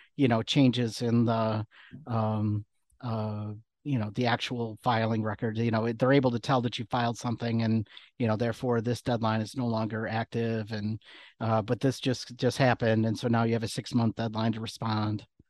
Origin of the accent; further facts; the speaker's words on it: McFarland, Wisconsin, United States; moved away as an adult; now in Chicago, United States; I grew up outside of Madison, Wisconsin